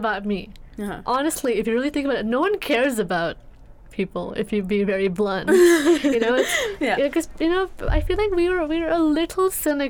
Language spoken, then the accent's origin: English; India; moved away; I grew up in India